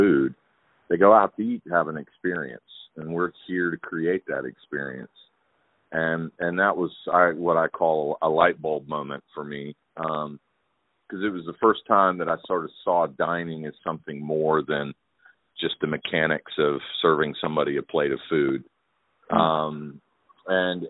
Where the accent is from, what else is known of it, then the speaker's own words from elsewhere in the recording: Atlanta, Georgia, United States; moved away as an adult; also born or lived in Charleston; I grew up in Atlanta